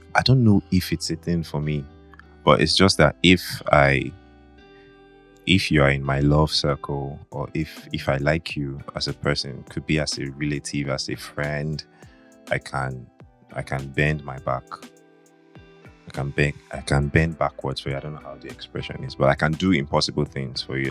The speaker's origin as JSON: {"language": "English", "town": "Benin City", "region": "Edo", "country": "Nigeria", "tie": "born or raised there", "said": "Benin City, Edo State"}